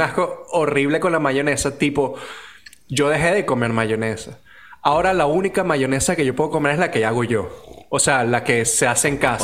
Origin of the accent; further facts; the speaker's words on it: Venezuela; nos divide como venezolanos